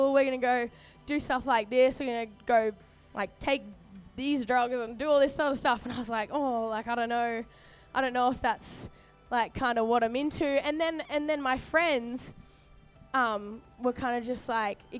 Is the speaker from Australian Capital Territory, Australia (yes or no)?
no; Sunshine Coast, Queensland, Australia; moved away as an adult; now in Sydney, Australia; I was born in Sydney, grew up on the Sunny Coast in Queensland